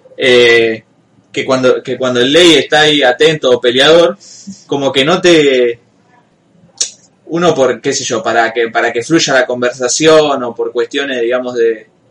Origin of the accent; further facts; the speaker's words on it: Rosario, Santa Fe, Argentina; como rosarino no lo escuchamos. Pero supuestamente no pronunciamos las S al final